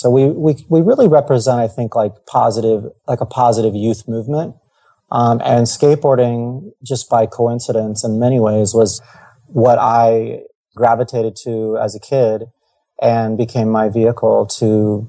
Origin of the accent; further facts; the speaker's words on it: East Coast, United States; now in California, United States; I grew up in the East Coast most of my life. My dad was in the military, so I lived all over the world.